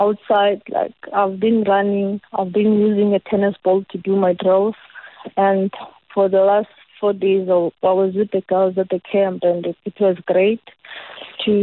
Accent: Middledrift, Eastern Cape, South Africa; I'm from Middlebrift. I'm from the Anshaw location.

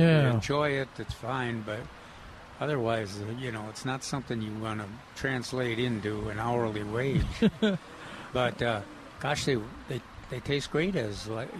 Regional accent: Minnesota, United States; I'm from Minnesota.

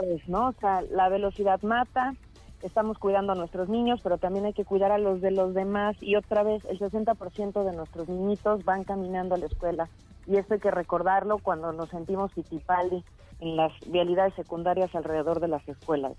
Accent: Mexico; ser mexicano

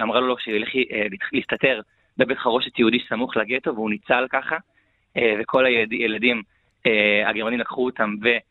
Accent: Matan, Central District, Israel; אני במקור מהיישוב מתן עד כפר סבא

